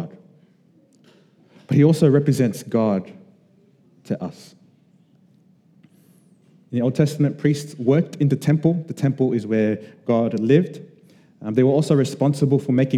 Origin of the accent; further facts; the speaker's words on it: Sydney, New South Wales, Australia; we were Samoan kids growing up in Western Sydney